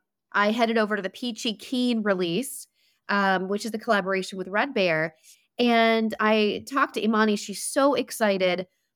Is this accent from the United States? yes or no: yes; North Carolina, United States; I want to see some North Carolina breweries, you know, represent my home state.